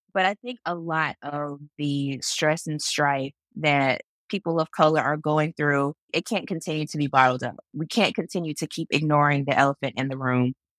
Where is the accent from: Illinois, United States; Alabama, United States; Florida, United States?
Florida, United States; Jacksonville; I grew up in Jacksonville, Florida